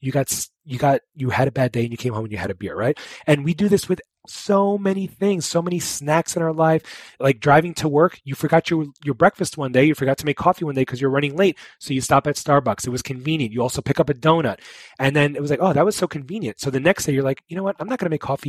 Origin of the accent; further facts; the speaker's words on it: New York, United States; I'm from New York